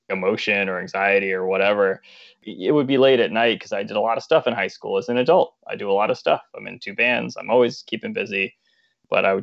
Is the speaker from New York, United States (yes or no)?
yes; Long Island, New York, United States; I'm from Long Island